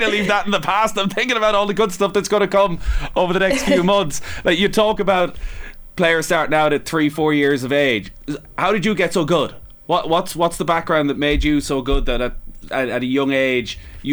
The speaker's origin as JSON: {"language": "English", "area": "County Mayo", "region": "Connacht", "country": "Ireland", "said": "I'm from Ballyhona, so I'm a Mayo man"}